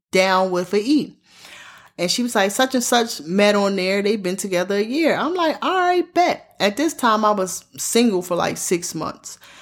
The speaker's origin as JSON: {"language": "English", "town": "Baltimore", "region": "Maryland", "country": "United States", "tie": "born or raised there", "said": "I'm born and raised in Baltimore, Maryland"}